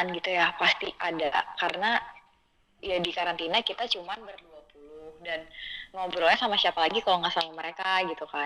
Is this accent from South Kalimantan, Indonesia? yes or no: yes; Banjarmasin, South Kalimantan, Indonesia; aku masak masakan khas Banjarmasin karena kan aku dari Banjarmasin kan